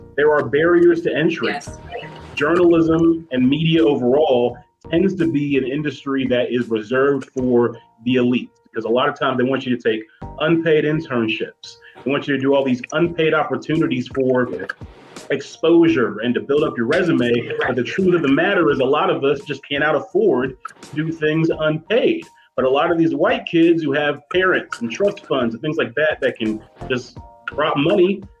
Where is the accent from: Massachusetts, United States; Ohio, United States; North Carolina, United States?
Ohio, United States; also born or lived in Muncie, Indiana; now in Chicago, United States; I am a Midwest it. guy. I'm from Ohio